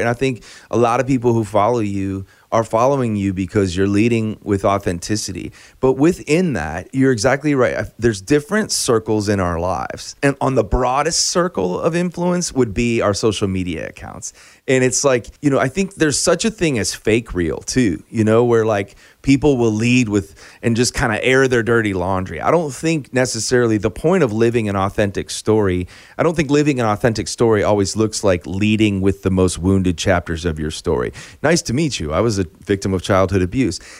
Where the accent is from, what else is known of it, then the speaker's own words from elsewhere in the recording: Chicago, Illinois, United States; now in Nashville, United States; I grew up in Chicago